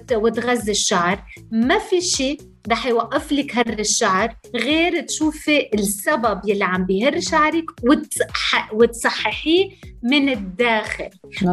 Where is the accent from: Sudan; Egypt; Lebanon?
Lebanon; انا انا لبنانيه